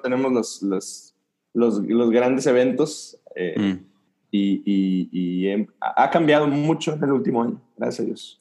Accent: Dolores Hidalgo, Guanajuato, Mexico; born or raised there; moved away as an adult; also born or lived in Nuevo Laredo, Tamaulipas / Querétaro; now in Monterrey, Mexico

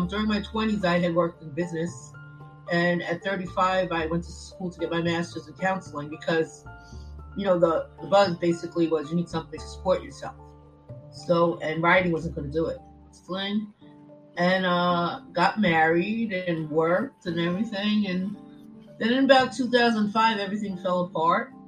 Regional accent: New York City, New York, United States; grew up in the Bronx in a large family, Irish Catholic family

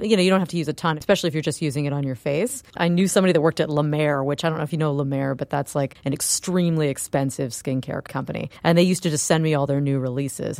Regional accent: Florida, United States; I'm from Florida and it is very humid there

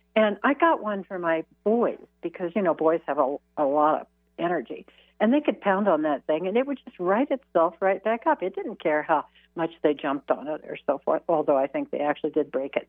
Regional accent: Midwest, United States; I was raised in the Midwest

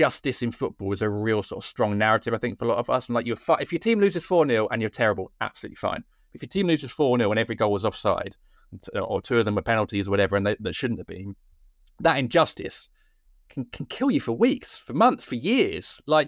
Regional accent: Cork, Munster, Ireland; accent: Cork; as a proud Irishman, which I'm sure you can tell from my thick Cork accent

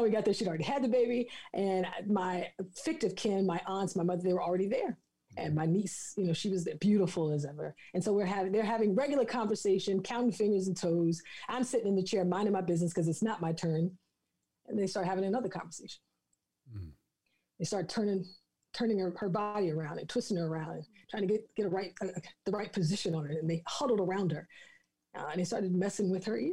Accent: the South, United States; I'm from the South

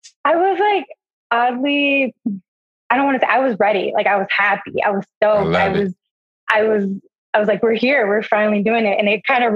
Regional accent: Milwaukee, Wisconsin, United States; moved away as an adult; now in Chicago, United States; I was born and raised there

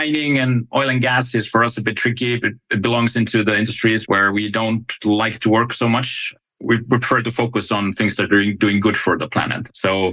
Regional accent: Finland; I come from Finland

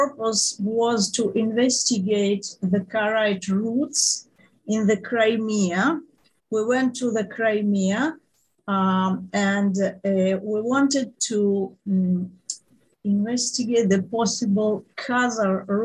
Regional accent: Moscow, Russia; moved away; I grew up in Moscow in a period of Brezhnev stagnation

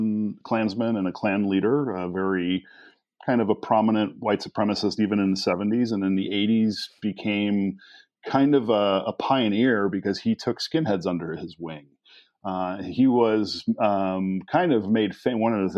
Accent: Blue Island, Illinois, United States; Where I grew up in Blue Island was right on the southwest edge of the city. So right across the street, we could see Chicago

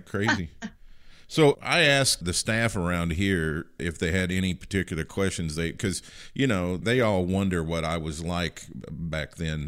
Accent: Livingston County, Kentucky, United States; moved away; I'm originally from Livingston County.

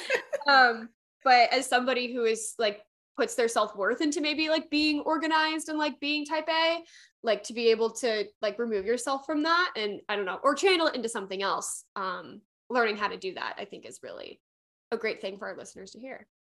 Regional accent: Midwest, United States; also born or lived in Pennsylvania; I'm from the Midwest

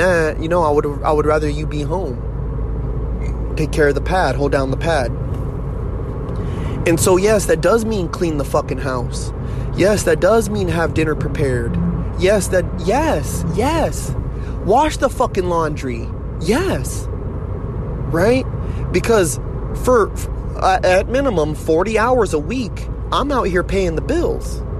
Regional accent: United States; I'm an American

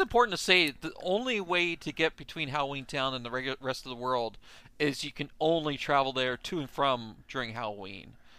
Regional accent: Canada; I'm from Canada

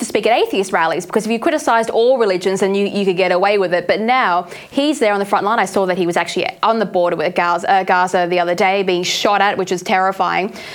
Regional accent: Australia; we come from Australia

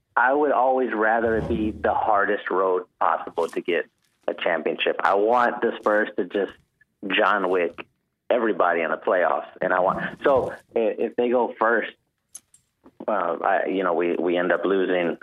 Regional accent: San Antonio, Texas, United States; now in Houston, United States; I'm from San Antonio, but I live in Houston

